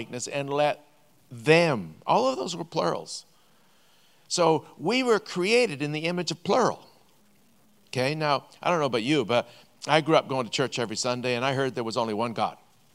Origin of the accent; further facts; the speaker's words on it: Vancouver, British Columbia, Canada; We're both from Vancouver.